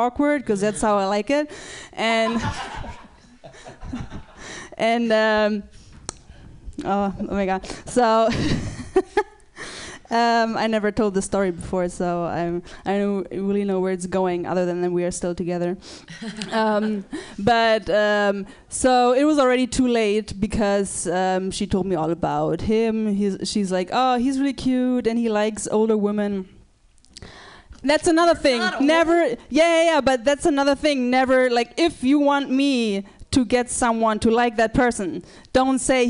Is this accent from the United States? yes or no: no; Germany; I'm from Germany